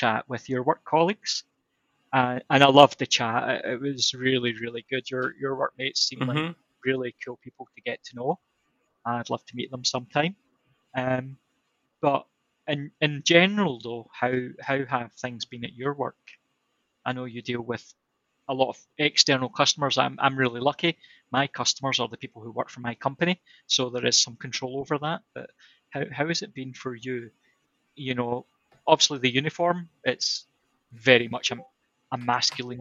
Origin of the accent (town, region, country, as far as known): Scotland, United Kingdom